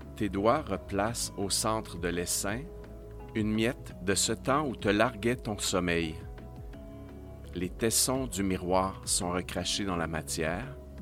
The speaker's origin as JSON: {"language": "French", "area": "Estrie", "region": "Quebec", "country": "Canada", "tie": "born or raised there", "moved": "yes", "said": "je viens de l'Estrie, je suis parti depuis longtemps, mais j'ai passé mon enfance et mon adolescence ici"}